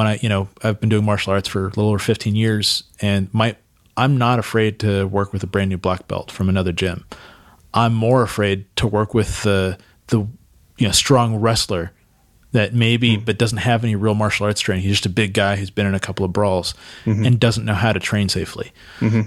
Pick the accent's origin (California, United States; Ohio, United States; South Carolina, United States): California, United States; Santa Cruz; moved away as an adult; now in San Diego, United States; I grew up in Santa Cruz